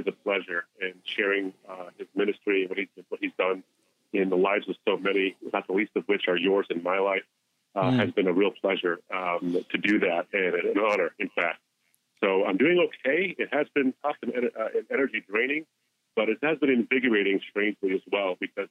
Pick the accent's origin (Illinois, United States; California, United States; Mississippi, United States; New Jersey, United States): New Jersey, United States; born and raised in the States, come from a Muslim background, have an Arab heritage